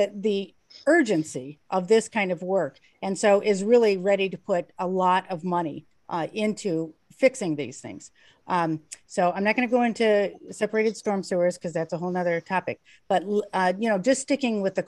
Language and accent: English; Beverly Shores, Indiana, United States; I grew up in Beverly Shores